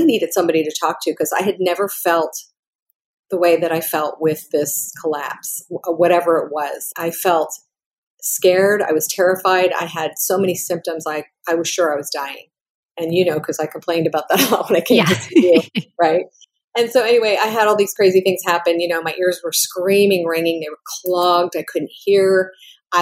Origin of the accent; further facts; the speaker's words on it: Pennsylvania, United States; I grew up in Pennsylvania